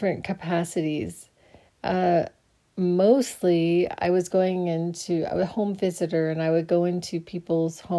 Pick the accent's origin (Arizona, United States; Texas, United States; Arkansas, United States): Arizona, United States; Phoenix; I grew up in Phoenix. So I grew up in Phoenix, Arizona.